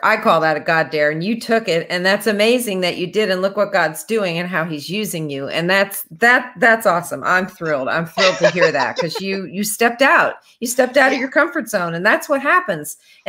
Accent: New Jersey, United States; now in Franklin, United States; we live just outside of Nashville in Franklin, Tennessee. And, you know, I grew up in New Jersey, so I don't know why I'm in Tennessee.

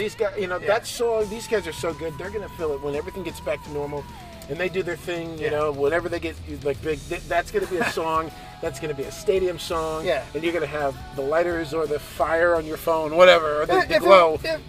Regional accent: Detroit, Michigan, United States; growing up in Detroit.

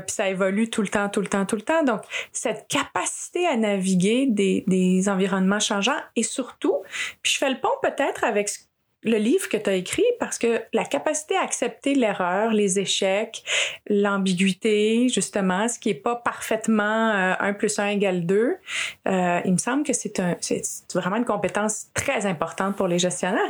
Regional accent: Quebec, Canada; je suis née au Québec d'une mère québécoise

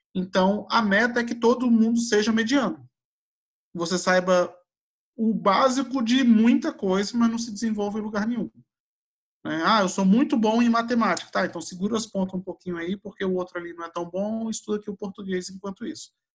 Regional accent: Brasília, Federal District, Brazil; Eu vivi, eu sou de Brasília, eu né, nasci aqui

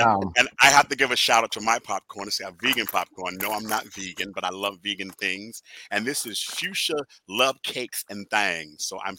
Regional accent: Washington, District of Columbia, United States; I grew up in the Shaw District, Northwest section.

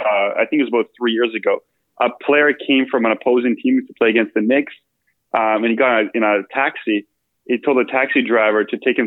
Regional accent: Bosnia & Herzegovina; born there; So I speak Bosnian. I was born in Bosnia.

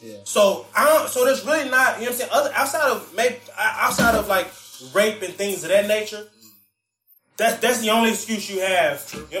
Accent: Memphis, Tennessee, United States; I'm from Memphis, heavily drug populated area.

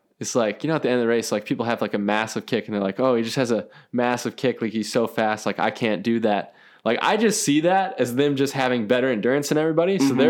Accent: Minnesota, United States; I mean, I'm like from Minnesota. So that's the home of all Targets, right?

